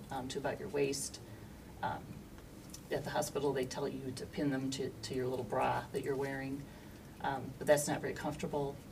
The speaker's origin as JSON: {"language": "English", "town": "Aurora", "region": "Illinois", "country": "United States", "tie": "born or raised there", "said": "I am a lifelong resident of Aurora"}